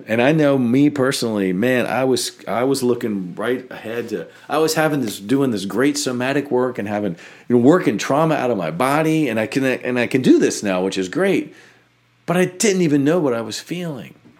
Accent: United States; we grew up in America

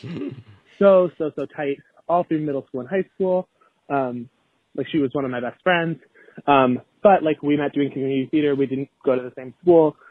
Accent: Boston, Massachusetts, United States; I'm from Boston

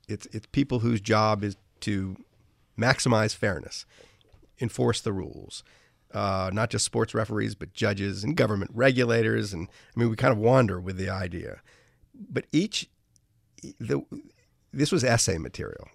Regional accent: New Orleans, Louisiana, United States; I grew up in New Orleans

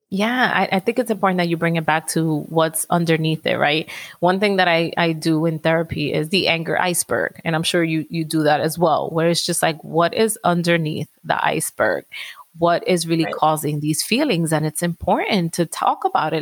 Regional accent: New York City, New York, United States; I'm from Washington Heights

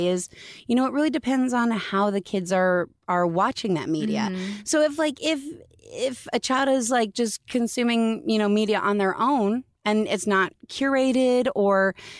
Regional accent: Canada; We're both from

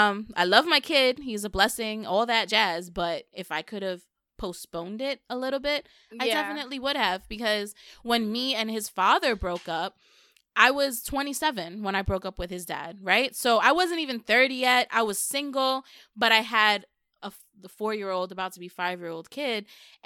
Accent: New York City, New York, United States; I'm from the Bronx.

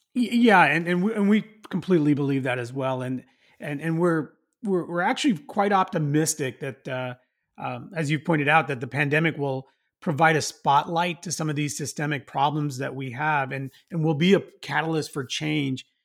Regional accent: Los Angeles, California, United States; my hometown here in L

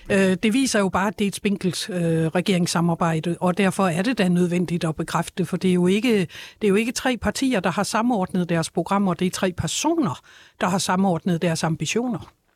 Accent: Denmark; jeg som dansker

